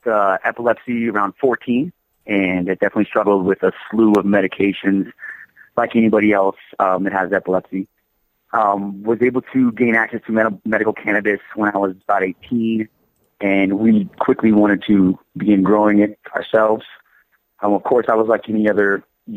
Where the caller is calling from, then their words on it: Denver, Colorado, United States; Calling you from Denver, Colorado